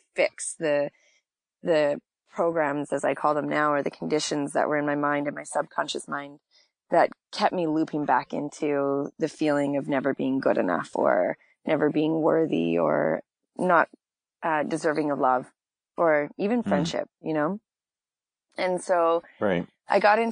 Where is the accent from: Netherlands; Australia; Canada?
Canada; Saskatchewan; also born or lived in California; now in Los Angeles, United States; I grew up in a small town of like 150 people in Saskatchewan